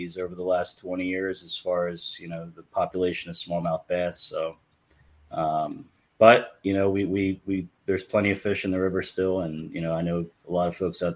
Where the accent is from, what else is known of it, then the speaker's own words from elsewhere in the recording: New Jersey, United States; moved away as an adult; now in Pennsylvania, United States; I'm originally from New Jersey